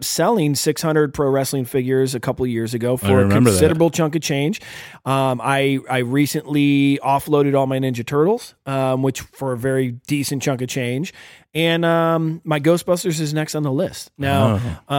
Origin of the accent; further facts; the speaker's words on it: Northeast Ohio, United States; we're from Northeast Ohio